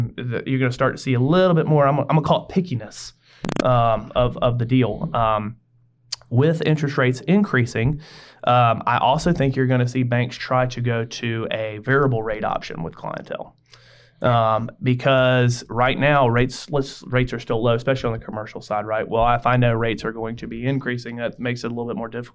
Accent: Greenville, South Carolina, United States; I went to Greenville High. So I was in the downtown area, and I graduated Greenville High in 2005

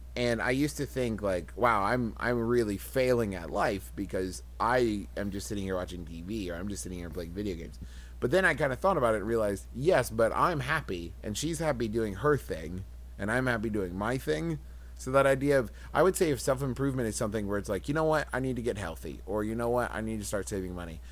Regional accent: West Virginia, United States; I'm from West Virginia

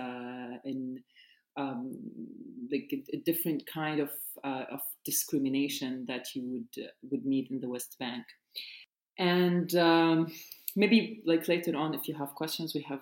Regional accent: Nazareth, Northern District, Israel; I was born and raised in Nazareth

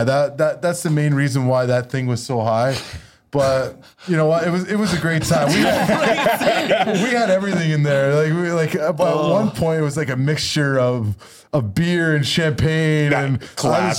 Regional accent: Vancouver, British Columbia, Canada; now in Boston, United States; I got to do it in my hometown

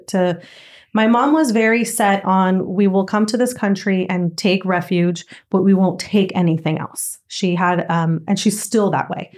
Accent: Southern California, United States; also born or lived in Nicaragua; from four until my full team, everything, I was in Southern California

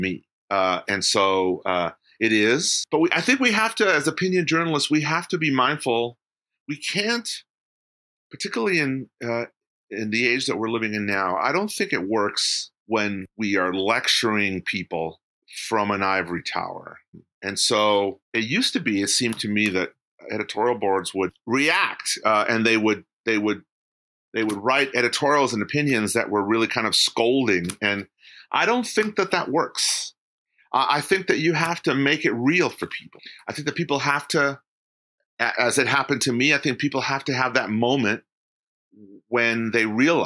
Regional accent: San Jose, California, United States; now in Sacramento, United States; I grew up in San Jose when it was a very different place. I grew up in San Jose in the 70s

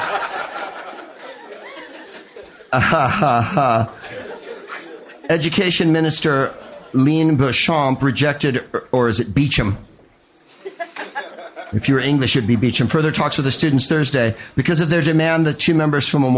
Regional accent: United States; I'm American

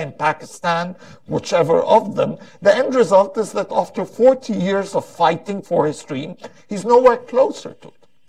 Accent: Egypt; my homeland

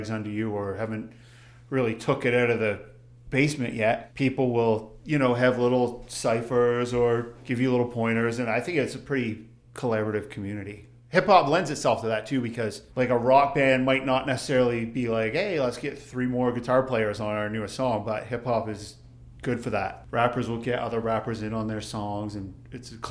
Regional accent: Nova Scotia, Canada; moved away as an adult; now in Calgary, Canada; I got to Calgary in 99 when I was 22. I grew up in Nova Scotia

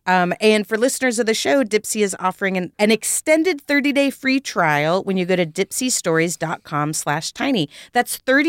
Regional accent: Texas, United States; now in Los Angeles, United States; I am from Texas, but I lived in L.A. for 20 years

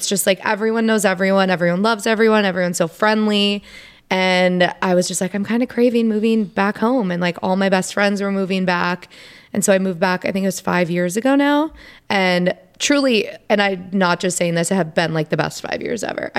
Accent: De Pere, Wisconsin, United States; also born or lived in Milwaukee; I grew up in De Pere and I loved it

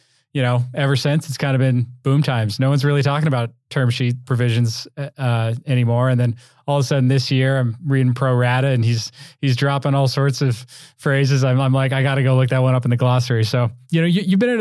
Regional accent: Vail, Colorado, United States; I grew up in Vail, so a bit of a rivalry there, Aspen and Vail

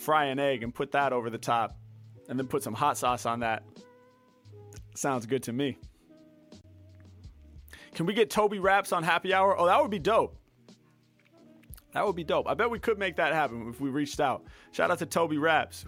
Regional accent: Portland, United States; now in Los Angeles, United States; I was born in Portland and, you know, now I live in LA, obviously.

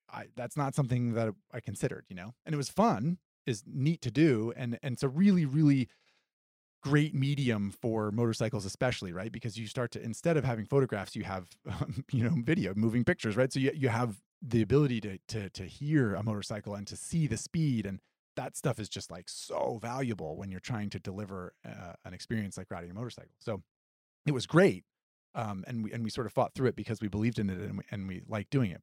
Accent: Vermont, United States; I grew up in Vermont

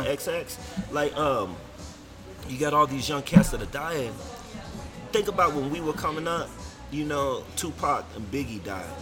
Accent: Denver, Colorado, United States; also born or lived in California / Las Vegas; I came out here like middle school, high school.

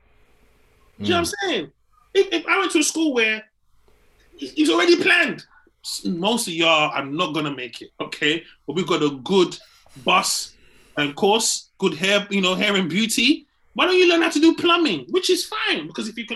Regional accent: Nigeria; now in United Kingdom; when I was growing up there, yeah, sometimes you don't even know you're in Nigeria

